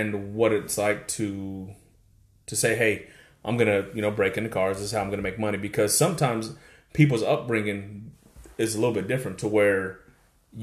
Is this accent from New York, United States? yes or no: no; Arlington, Texas, United States; I grew up in Arlington